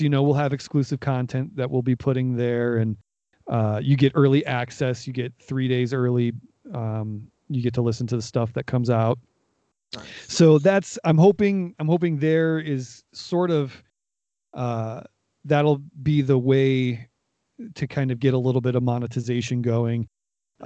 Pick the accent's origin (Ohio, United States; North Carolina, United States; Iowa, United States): Ohio, United States; Northeast; I was born in in Northeast Ohio